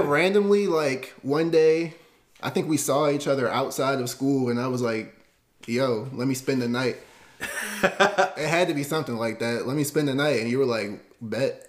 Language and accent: English; Baltimore County, Maryland, United States; also born or lived in North Carolina; I've been in Maryland since I was five years old. Born in North Carolina, moved here, Baltimore County.